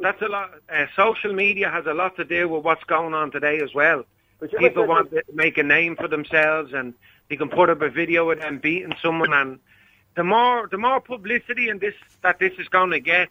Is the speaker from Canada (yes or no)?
no; Dublin, Leinster, Ireland; I grew up in Blanchardstown